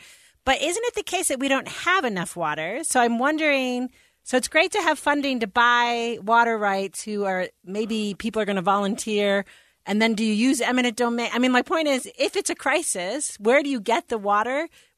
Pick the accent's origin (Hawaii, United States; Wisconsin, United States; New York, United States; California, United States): New York, United States; moved away; I grew up in New York